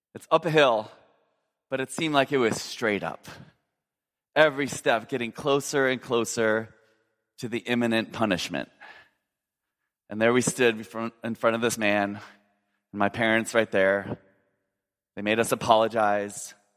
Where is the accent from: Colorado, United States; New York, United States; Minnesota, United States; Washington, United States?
Minnesota, United States; I grew up in Minnesota